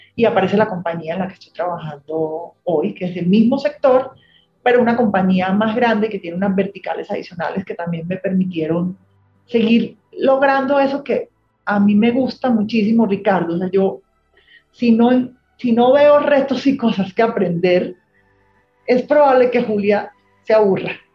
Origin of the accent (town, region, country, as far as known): Colombia; also born or lived in New York